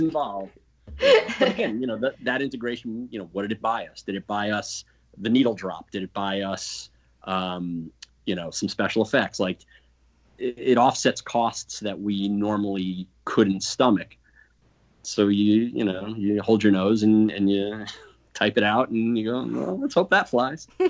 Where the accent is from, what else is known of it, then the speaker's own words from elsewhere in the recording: East Coast, United States; we're from the East Coast